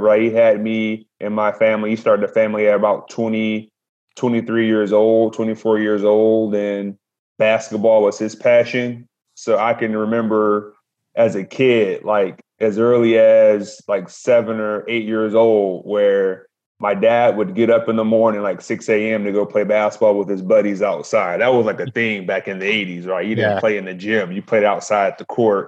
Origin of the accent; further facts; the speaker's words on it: Detroit, Michigan, United States; I'm from Detroit